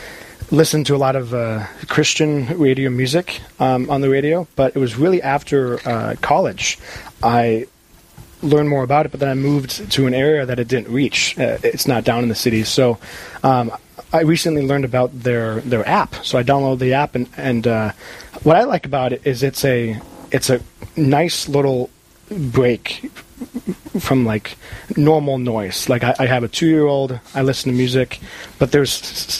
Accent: Crookston, Minnesota, United States; moved away as an adult; also born or lived in New Ulm, Minnesota / Maine; now in Plymouth, United States; I grew up in Crookston. I graduated from the high school there.

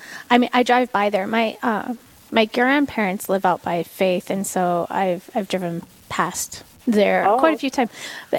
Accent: Meade County, United States; I was born and raised in Meade County, so there's that.

